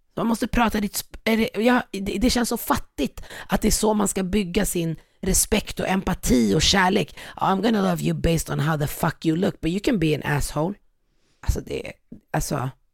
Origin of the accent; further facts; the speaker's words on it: Sweden; also born or lived in North Africa; Jag är, jag är född i Sverige, men jag kommer från Afrika, Nordafrika, ett land där man pratar arabiska